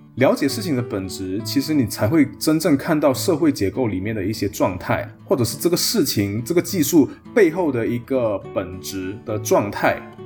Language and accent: Chinese; Malaysia; moved away as an adult; also born or lived in Taiwan; 我作为马来西亚人的自我认同，甚至作为读中生的一个自我认同